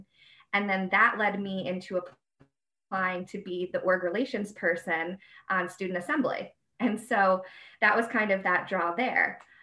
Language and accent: English; Albany, New York, United States; moved away as an adult; also born or lived in Bowling Green, Ohio; I'm from the Albany area.